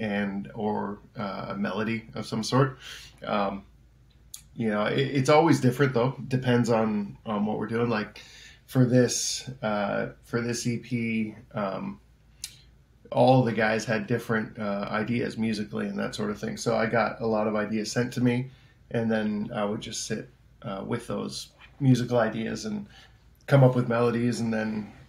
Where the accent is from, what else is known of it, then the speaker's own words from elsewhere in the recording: Peterborough, Ontario, Canada; also born or lived in Nashville; I'm from Peterborough, Canada, which is just, it's about an hour and a half east, northeast of Toronto.